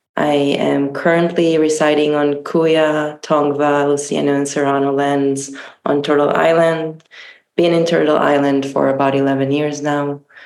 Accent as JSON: {"language": "English", "town": "Tel Aviv", "region": "Tel Aviv District", "country": "Israel", "tie": "born or raised there", "said": "I grew up in Tel Aviv"}